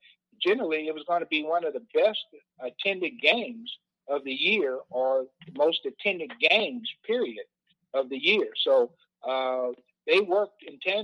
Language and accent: English; Kansas City, Kansas, United States; they came to my hometown and played in Kansas City, Kansas